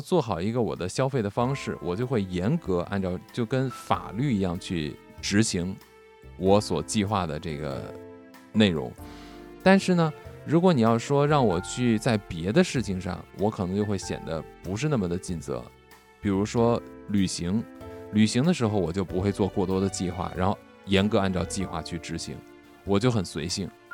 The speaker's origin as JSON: {"language": "Chinese", "country": "China", "said": "我们中国人"}